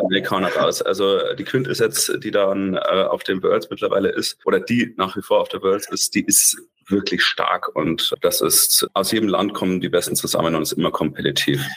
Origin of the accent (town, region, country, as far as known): Germany